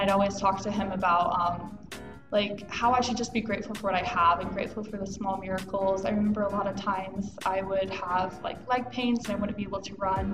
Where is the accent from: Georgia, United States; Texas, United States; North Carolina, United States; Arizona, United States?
Georgia, United States; moved away; I'm from Georgia